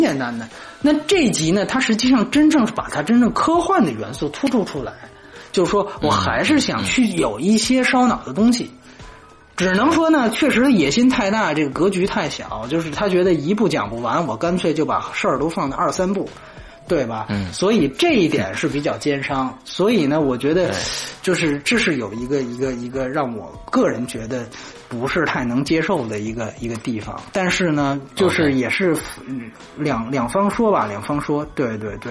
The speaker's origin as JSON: {"language": "Chinese", "country": "China", "said": "我们中国人"}